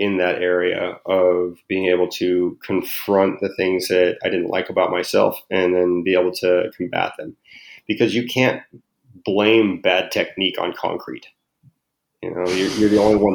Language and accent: English; Southwest, United States; growing up in the Southwest with a heavy Mexican culture